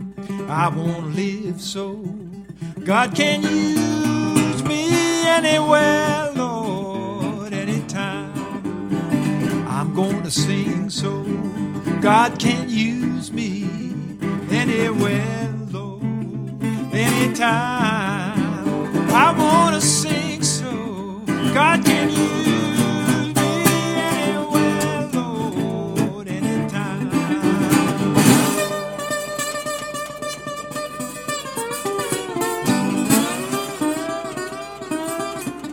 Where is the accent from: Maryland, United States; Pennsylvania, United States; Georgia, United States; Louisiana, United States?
Pennsylvania, United States; now in Canada; I was born in Pennsylvania